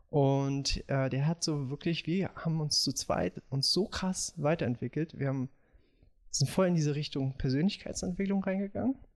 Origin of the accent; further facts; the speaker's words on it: Moscow, Russia; born there; ich bin, komme aus bin in Moskau geboren. Meine Eltern sind Russen.